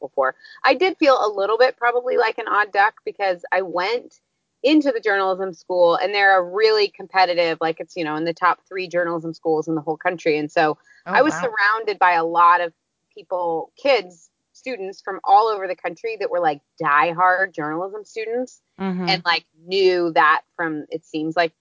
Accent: just outside of St. Louis, Missouri, United States; moved away as an adult; also born or lived in Uganda; I grew up just outside of St. Louis

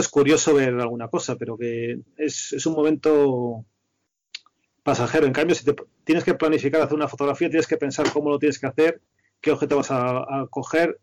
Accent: a village in Toledo, Castilla-La Mancha, Spain; moved away as an adult; also born or lived in Madrid; me había criado, en un pueblo de Toledo

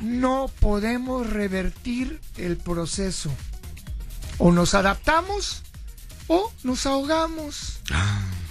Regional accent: Veracruz, Mexico; soy jarocho

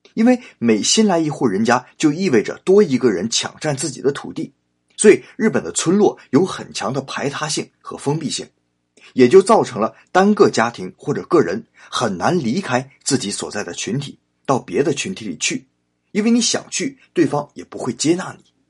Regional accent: China; moved away as an adult; now in Japan; 我们中国人

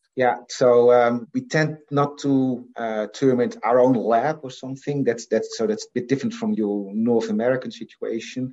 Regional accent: Assen, Drenthe, Netherlands; also born or lived in Friesland; I was born in the Netherlands. Yeah, I was born in uh, in a town called Assen, which is the capital of a province called Drenthe.

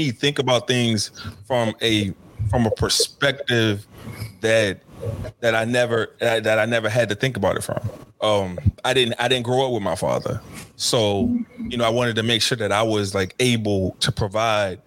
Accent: Covington, Louisiana, United States; I was born and raised in Covington, Louisiana, about 24 miles from New Orleans

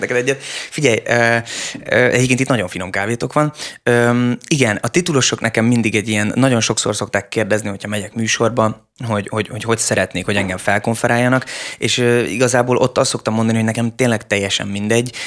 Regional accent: Budapest, Hungary; én nem egy vidéki gyerek vagyok, én pesti gyerek vagyok

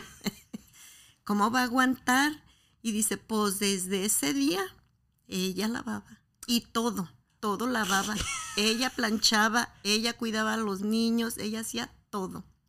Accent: Guadalajara, Jalisco, Mexico; soy de Guadalajara

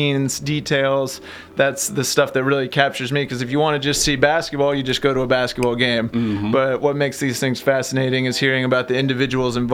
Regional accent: Lexington, Kentucky, United States; I'm from here in Lexington. I went to Sayre and downtown and grew up playing Bryan Station and Henry Clay and all that in basketball

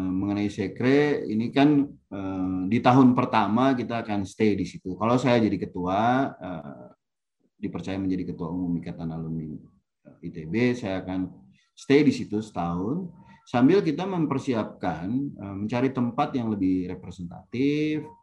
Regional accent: Bandung, West Java, Indonesia; Jadi saya ini sebenarnya saya lahir dan besar di Bandung, kuliah di Bandung.

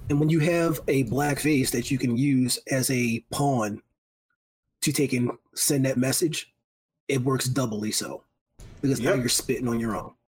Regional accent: Philadelphia, Pennsylvania, United States; moved away; As a Philly native, you know, you know, like look, Philly is my hometown, born and raised

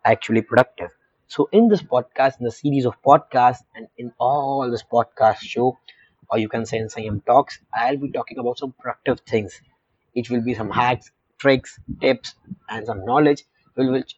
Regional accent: India; being a 17-year-old Indian teenager, being an Indian youth

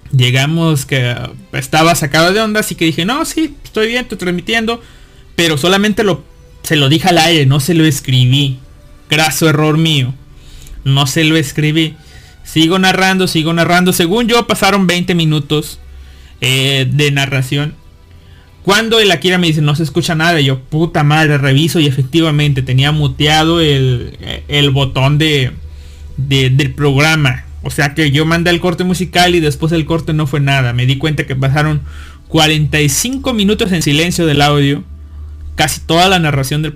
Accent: northern Veracruz, Mexico; moved away; yo soy norte de Veracruz

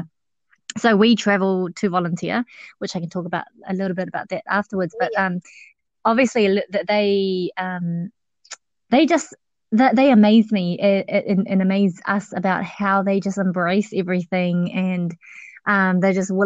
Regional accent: New Zealand; accent: Kiwi; also born or lived in Laos; Good old Kiwi accent

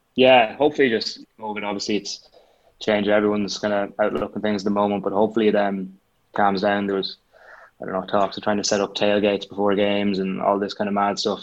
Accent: Roscommon, Connacht, Ireland; I'd say I am a bit of a home bird. Like, uh, you can't beat Roscommon

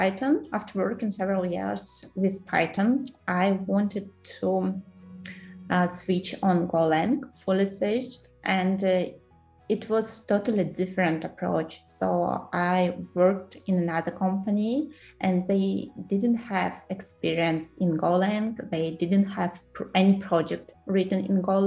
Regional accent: Kyrgyzstan; English is a second language; moved away as an adult; also born or lived in Moscow, Russia / Netherlands; now in London, United Kingdom; I was born in Central Asia, in Kyrgyzstan. I graduated university there, worked a couple of years there

